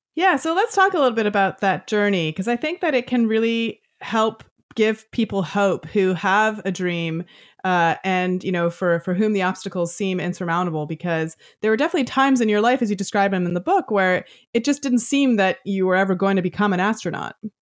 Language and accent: English; Toronto, Ontario, Canada; as a Canadian girl growing up just, uh, in Toronto